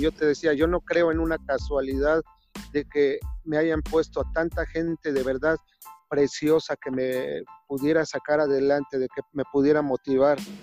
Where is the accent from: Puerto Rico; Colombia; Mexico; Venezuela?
Mexico; Mexico City; Yo nací en una zona marginada de la ciudad de Azcapotzalco, en el antes Distrito Federal, ahora Ciudad de México